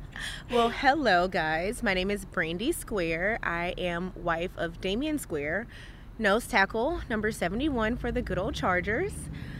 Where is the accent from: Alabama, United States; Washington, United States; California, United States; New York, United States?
Alabama, United States; Birmingham; I'm from Birmingham, which was 45 minutes from Tuscaloosa.